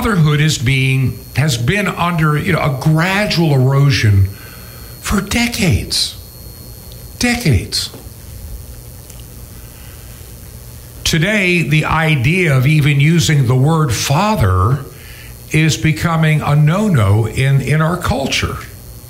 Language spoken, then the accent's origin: English; New York, United States; I was born to an unwed mother, and I was born in New York State, even though I was conceived in California